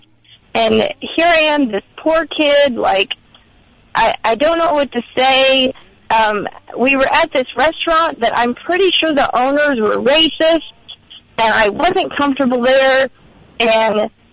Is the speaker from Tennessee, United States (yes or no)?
yes; Nashville, Tennessee, United States; I'm from Nashville. I was like born and raised here